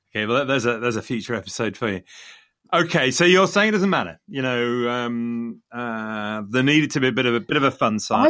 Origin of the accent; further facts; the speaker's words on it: Leicester, East Midlands, United Kingdom; coming from Leicester, Leicester being my hometown